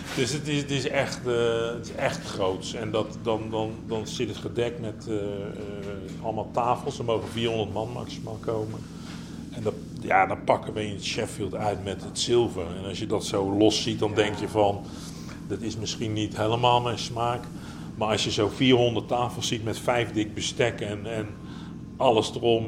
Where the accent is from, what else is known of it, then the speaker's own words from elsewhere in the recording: Netherlands; ik kom uit Nederland